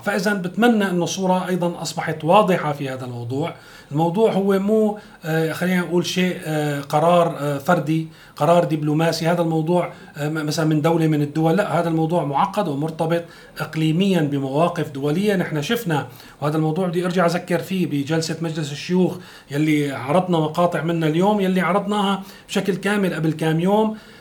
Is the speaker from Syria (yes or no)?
yes; Syria; نحن كسوريين